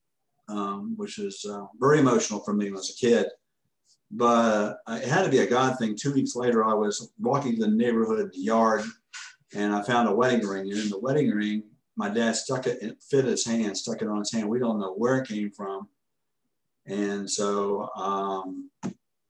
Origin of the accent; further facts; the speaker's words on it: Orlando, Florida, United States; I grew up in Orlando. I'm from Orlando